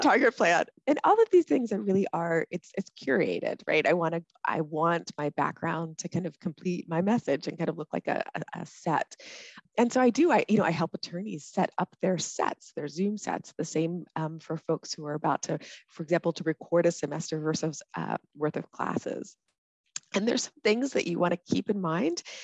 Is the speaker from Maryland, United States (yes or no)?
yes; College Park, Maryland, United States; moved away as an adult; also born or lived in Minnesota / Washington D.C.; now in Hawaii, United States; I grew up in Maryland, in College Park, Maryland